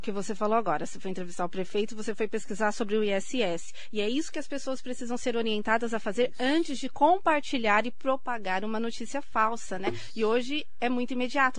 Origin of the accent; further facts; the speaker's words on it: Suzano, São Paulo, Brazil; no bairro onde eu nasci, que é ali próximo hoje onde é a sede da Secretaria de Educação de Suzano